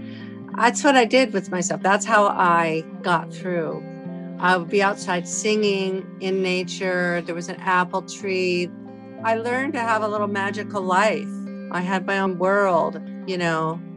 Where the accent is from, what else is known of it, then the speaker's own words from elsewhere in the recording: Aurora, Colorado, United States; So I grew up in Aurora, in a little house on Worcester Street.